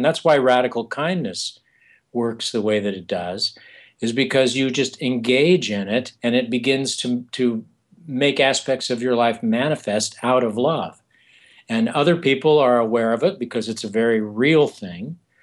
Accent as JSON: {"language": "English", "area": "eastern San Diego County", "region": "California", "country": "United States", "also_born_or_lived": "New York City / Arizona", "moved": "yes", "said": "I come from the Southwest originally, from eastern San Diego uh, County"}